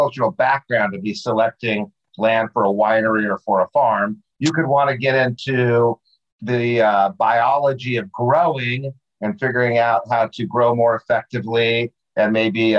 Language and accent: English; Albuquerque, New Mexico, United States; I grew up in New Mexico